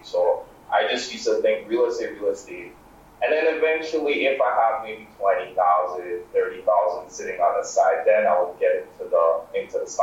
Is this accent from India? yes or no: no; Grenada; moved away; growing up in Grenada and Caribbean